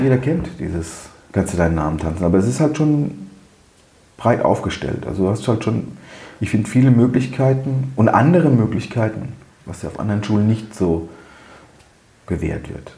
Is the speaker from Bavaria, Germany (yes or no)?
yes; Bavaria, Germany; moved away as an adult; ich komme aus Bayern da war es schon mal ganz anders